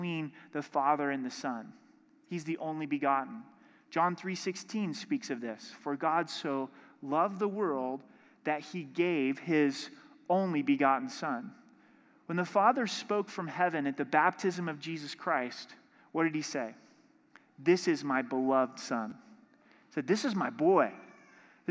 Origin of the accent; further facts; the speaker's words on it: Southern Oregon, United States; growing up in Southern Oregon, in my hometown, the Rogue River went right through our little town